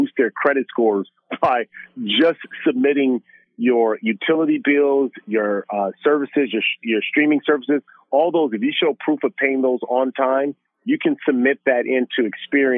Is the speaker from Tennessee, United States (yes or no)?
no; Los Angeles, California, United States; growing up in South Central Los Angeles